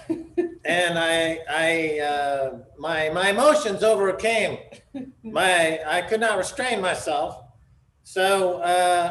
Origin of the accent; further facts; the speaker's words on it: United States; I'm American